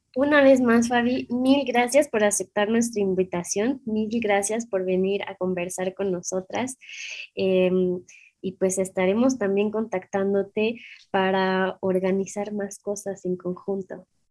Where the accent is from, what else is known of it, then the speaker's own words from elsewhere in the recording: Mexico; somos mexicanas